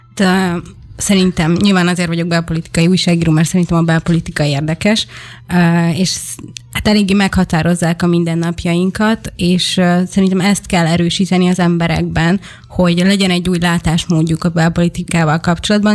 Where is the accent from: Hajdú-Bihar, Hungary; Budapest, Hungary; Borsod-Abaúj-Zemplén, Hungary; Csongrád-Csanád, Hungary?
Hajdú-Bihar, Hungary; Debrecen; én debreceni vagyok, és a debreceni gyülekezetben volt egy nagy plakát